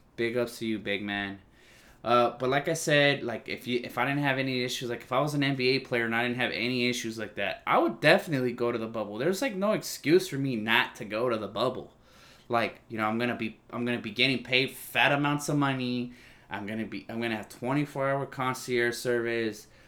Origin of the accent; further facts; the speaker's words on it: California, United States; I'm from California